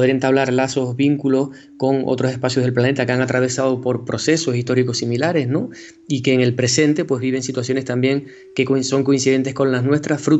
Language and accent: Spanish; Tenerife, Canary Islands, Spain; nacido en Tenerife, eh, eh, soy profesor de la Universidad de La Laguna